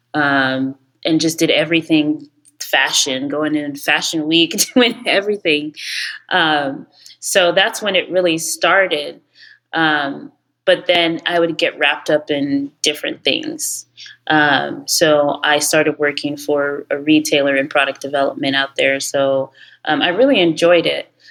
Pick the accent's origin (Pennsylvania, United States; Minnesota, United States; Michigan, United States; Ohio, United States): Ohio, United States; moved away as an adult; also born or lived in New York; I'm actually Nigerian. Um, I was born and raised in Ohio